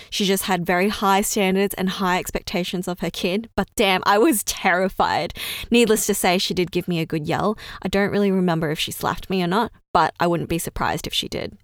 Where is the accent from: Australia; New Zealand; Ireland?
Australia; first language Chinese; English is a second language; I was born and raised in Australia. And funnily enough, English is my second language.